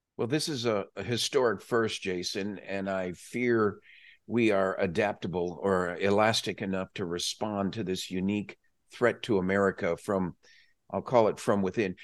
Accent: Texas, United States; as a Texan

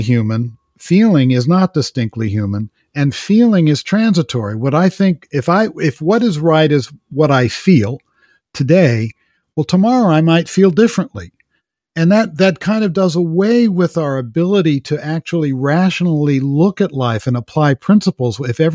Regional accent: Los Angeles, California, United States; I grew up in Los Angeles

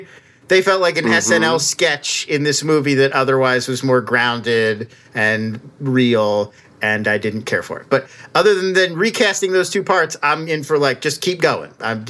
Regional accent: New Jersey, United States; I grew up in South Jersey.

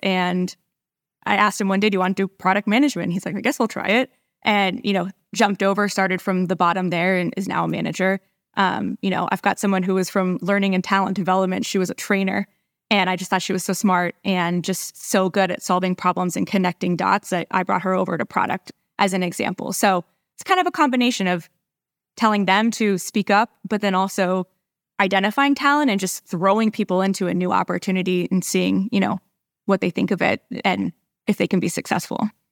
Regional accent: San Diego, California, United States; moved away as an adult; now in Dallas, United States; I'm a San Diegan, true and true

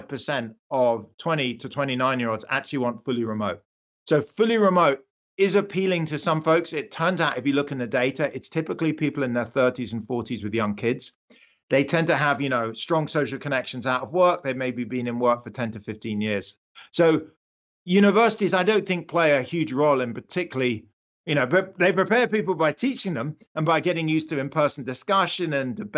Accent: United Kingdom; accent: British; moved away as an adult; now in United States; I'm British. I was born in the UK. I only came to the US about 20 years ago

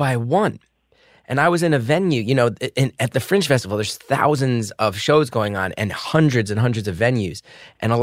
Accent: United States; as an American

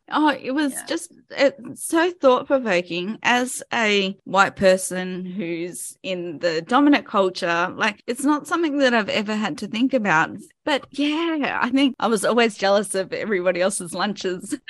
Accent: Sydney, New South Wales, Australia; my hometown

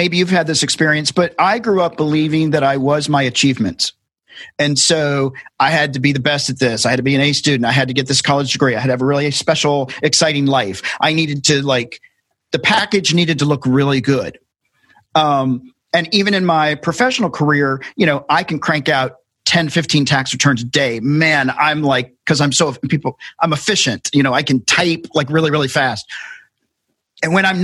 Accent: Tennessee, United States; I grew up in Tennessee

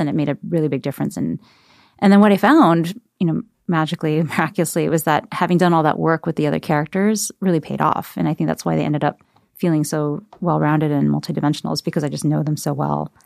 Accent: Ohio, United States; someone who's been a minority and growing up in Ohio without any other Asian Americans around

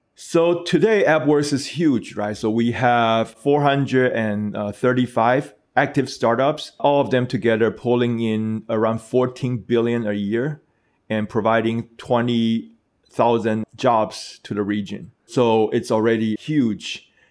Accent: Taiwan; my home country, Taiwan

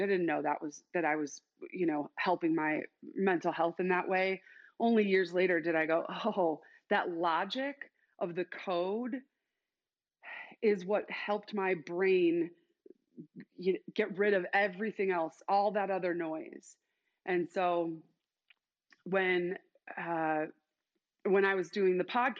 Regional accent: Chicago, Illinois, United States; now in Boise, United States; I'm actually from Chicago, but live in Idaho, still in culture shock

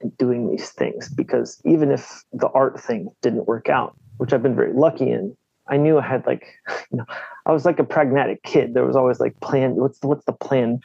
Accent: Northern Virginia, United States; now in Baltimore, United States; I grew up in Virginia

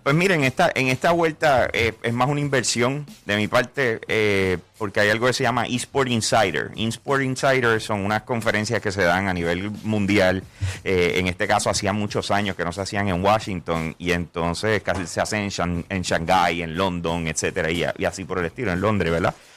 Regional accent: Puerto Rico; ¿De dónde yo vengo? Yo vengo de Puerto Rico.

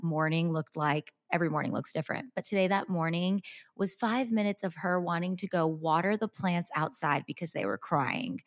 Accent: United States; born and raised in America

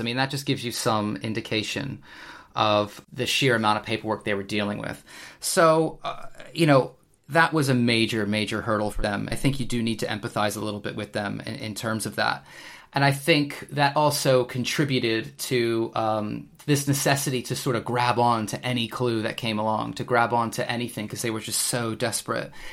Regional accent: United States; now in United Kingdom; being an American myself

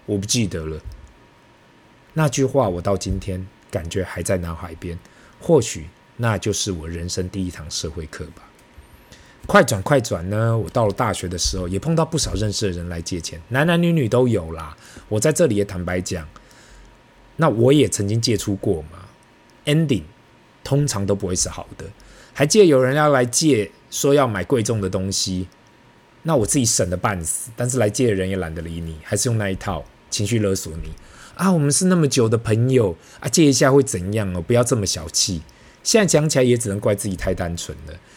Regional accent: Taipei, Taiwan; 我们台北这里大概就等同北京的两环内吧

